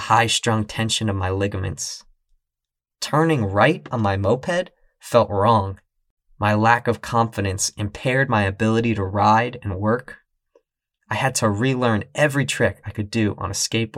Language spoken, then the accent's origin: English; New York City, New York, United States; also born or lived in Boston; Once I graduated, I moved from Boston back to my hometown of New York City